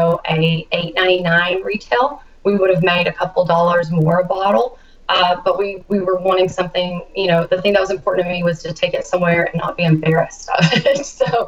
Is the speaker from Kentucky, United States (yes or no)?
yes; Kentucky, United States; my home state, Kentucky